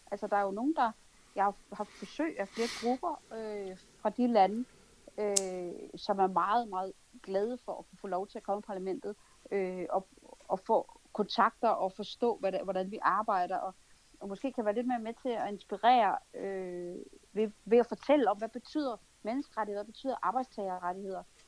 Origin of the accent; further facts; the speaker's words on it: Denmark; vi tre danskere